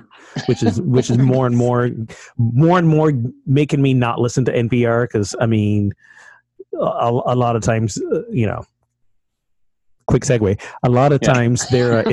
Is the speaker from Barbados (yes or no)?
yes; Barbados; moved away; I'm from Barbados